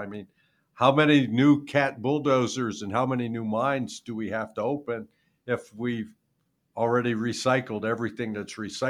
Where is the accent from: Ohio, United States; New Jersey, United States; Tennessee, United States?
Ohio, United States; Youngstown; I'm from Youngstown.